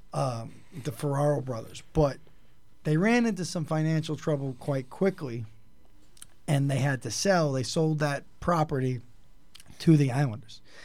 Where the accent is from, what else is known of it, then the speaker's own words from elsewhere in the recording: New York, United States; we're from New York